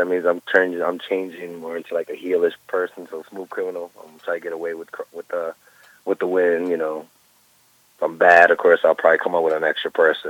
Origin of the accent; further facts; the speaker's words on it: New York City, New York, United States; I'm from Brooklyn, New York.